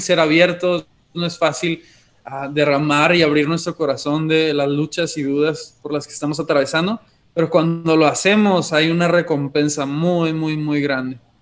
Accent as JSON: {"language": "Spanish", "town": "Monterrey", "region": "Nuevo León", "country": "Mexico", "tie": "born or raised there", "also_born_or_lived": "Chihuahua", "said": "aunque somos originarios de Monterrey, nos fuimos dos años a Chihuahua y acabamos de regresar hace cinco meses"}